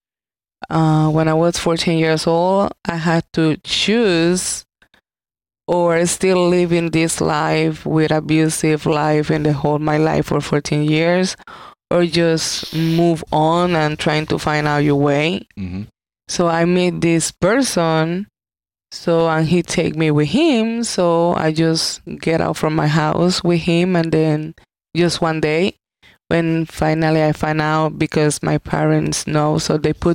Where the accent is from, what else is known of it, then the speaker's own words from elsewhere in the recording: Carolina, Puerto Rico; also born or lived in Río Piedras, Puerto Rico; I born in Puerto Rico. I grew up in Carolinas, Puerto Rico.